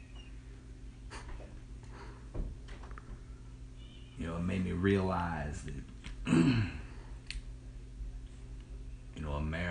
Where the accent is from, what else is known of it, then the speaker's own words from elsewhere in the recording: Youngstown, Ohio, United States; I'm from Youngstown, Ohio.